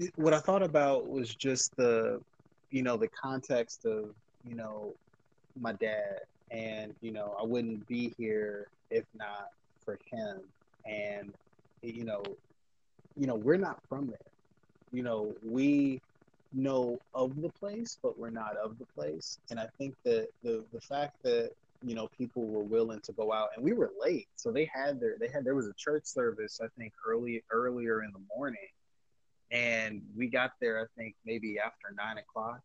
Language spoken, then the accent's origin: English; United States; my dad is Liberian, hence he's from Africa. My mom is American. I'm American.